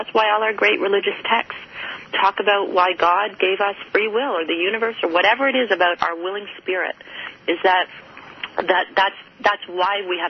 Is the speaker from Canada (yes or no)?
yes; Canada; I'm Canadian